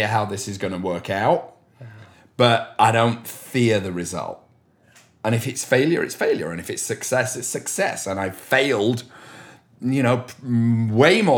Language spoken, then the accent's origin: English; Leeds, Yorkshire and the Humber, United Kingdom; moved away; I grew up in the industrial north of England in a city called Leeds.